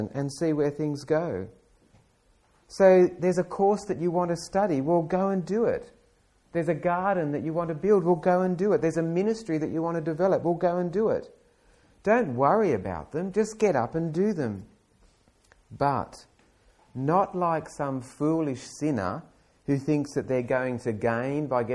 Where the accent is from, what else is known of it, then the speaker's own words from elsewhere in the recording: Australia; as an Australian